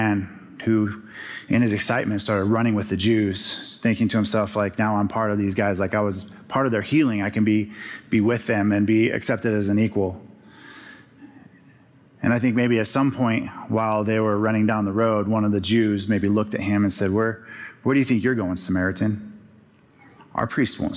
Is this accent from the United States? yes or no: yes; Arizona, United States; growing up in Arizona